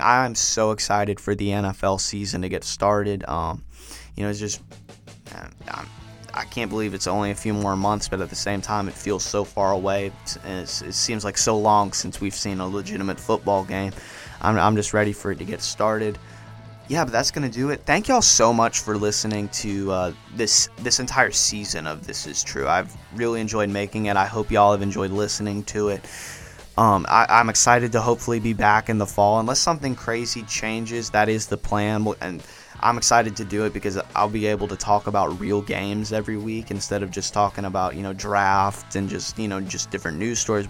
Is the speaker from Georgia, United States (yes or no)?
yes; Georgia, United States; I'm from Georgia